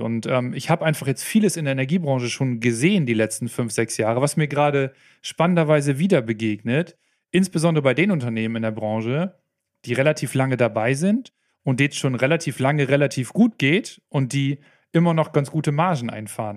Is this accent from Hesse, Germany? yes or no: no; Oldenburg, Lower Saxony, Germany; accent: Plattdeutsch; Ich komme aus Norddeutschland, aus Oldenburg, kurz vor der Nordseeküste. Vielleicht hört man es zwischendurch mal ein bisschen durch, wenn ich mal so ein bisschen ins Plattdeutsch rüber